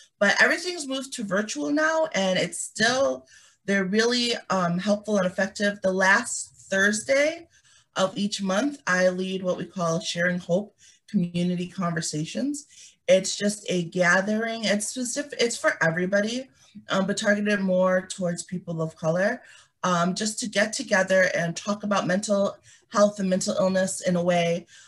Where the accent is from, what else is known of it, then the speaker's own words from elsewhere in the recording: Liberia; moved away; I was born in Liberia